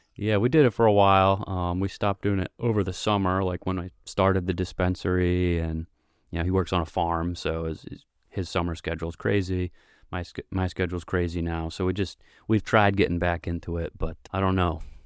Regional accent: Vermont, United States; I grew up here in Vermont

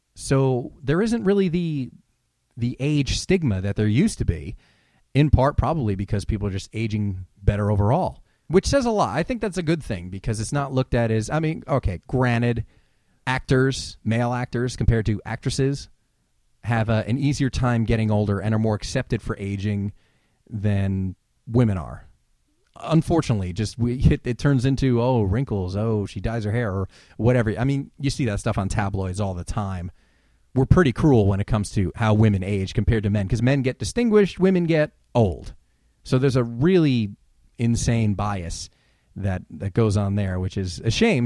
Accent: New Jersey, United States; now in California, United States; I grew up in New Jersey, which is obviously on the East Coast

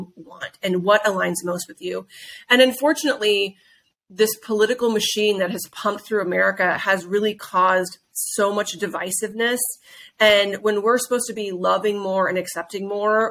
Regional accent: Midwest, United States; I grew up in the Midwest around people who, you know, they woke up before the sun went up and they went and farmed every day

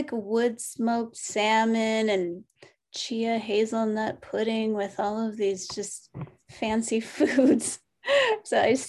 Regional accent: Saskatchewan, Canada; I'm from the Canadian Sask Prairies, Nakota Nihia.

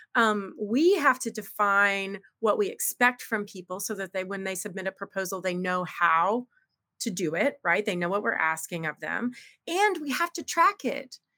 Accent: United States; I'm very American

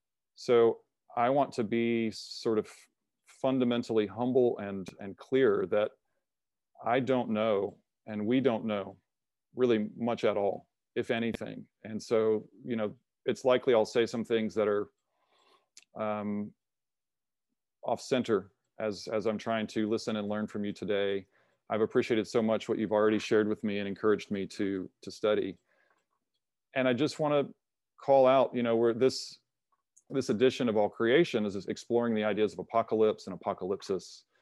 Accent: United States; as a white American male, my experience of growing up in the United States

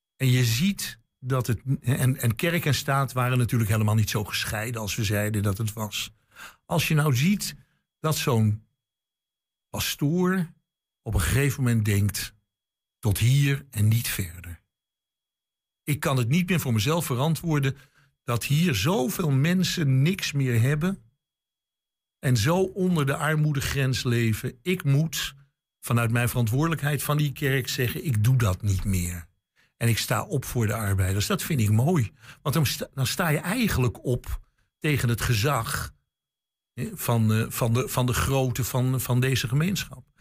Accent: Amsterdam, North Holland, Netherlands; born or raised there; moved away

